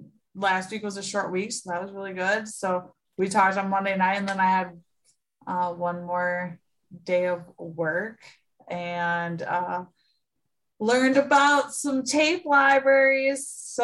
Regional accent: Milwaukee, Wisconsin, United States; accent: thick Midwest; I'm from Milwaukee, Wisconsin. So sometimes when I talk tonight or any night, you'll hear my thick thick Midwest accent come out

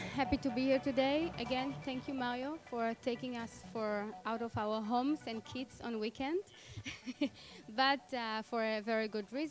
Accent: Tel Aviv, Tel Aviv District, Israel; English is a second language; now in Berlin, Germany; So I came from Tel Aviv to Berlin 5 years ago, and today I'm running two companies in Berlin

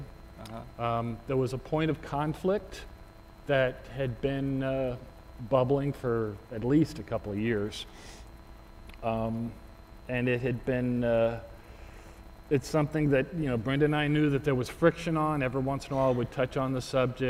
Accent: Houston, Texas, United States; I grew up in Houston, Texas

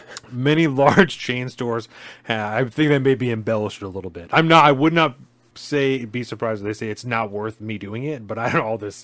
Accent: Olympia, Washington, United States; I had the unfortunate experience of witnessing in a store in my hometown of Olympia. Olympia is our state capital, by the way.

